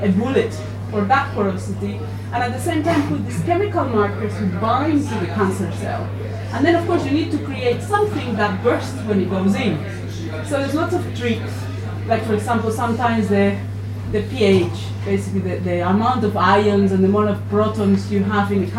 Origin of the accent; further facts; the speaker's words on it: Spain; moved away as an adult; also born or lived in Japan; now in Oxford, United Kingdom; I'm from Spain